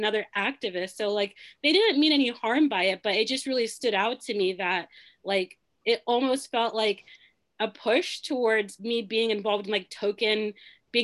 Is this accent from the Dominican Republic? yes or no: no; Nigeria; now in United States; I'm originally from Nigeria